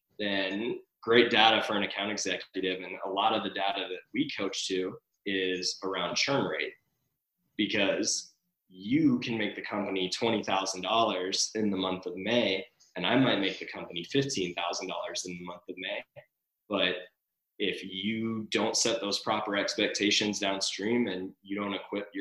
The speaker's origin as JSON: {"language": "English", "town": "Atlanta", "region": "Georgia", "country": "United States", "moved": "yes", "lives_now": "Los Angeles, United States", "said": "I'm originally from Atlanta, Georgia"}